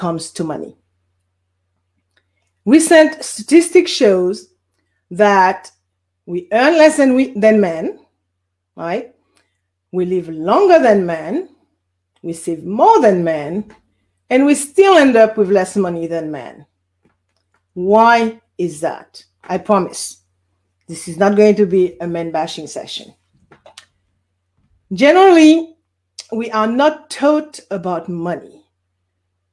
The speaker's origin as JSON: {"language": "English", "country": "Guadeloupe", "tie": "born or raised there", "also_born_or_lived": "Bermuda", "moved": "yes", "lives_now": "California, United States", "said": "I was born in Guadeloupe. For those of you who do not know where Guadeloupe is a French island in the Caribbean Sea, hence the accent"}